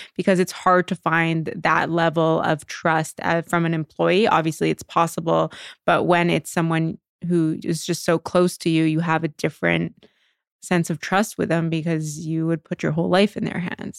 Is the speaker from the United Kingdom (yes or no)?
no; Canada; also born or lived in New York; now in Los Angeles, United States; I'm Canadian originally, and so moving to New York